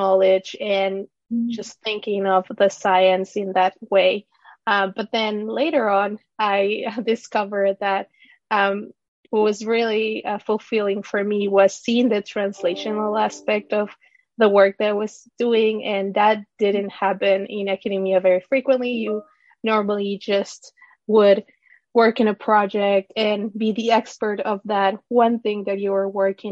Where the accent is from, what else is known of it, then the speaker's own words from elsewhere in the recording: Ecuador; moved away as an adult; also born or lived in Florida, United States; now in United States; I was born and raised in Ecuador and moved to the U.S. with my family when I was 18 years old